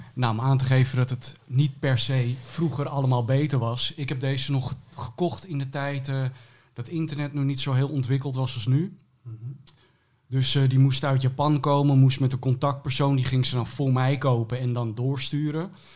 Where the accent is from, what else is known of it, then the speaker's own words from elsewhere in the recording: Almere, Flevoland, Netherlands; ik ben opgegroeid in Almere